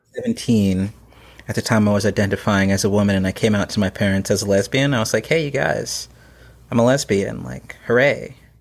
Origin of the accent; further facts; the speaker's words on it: Plano, Texas, United States; now in North Carolina, United States; I grew up in Plano, Texas